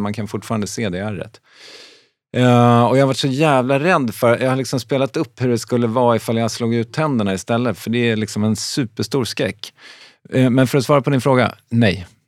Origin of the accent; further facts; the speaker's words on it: Strängnäs, Södermanland, Sweden; also born or lived in Stockholm; now in Malmö, Sweden; Jag är uppvuxen i Strängnäs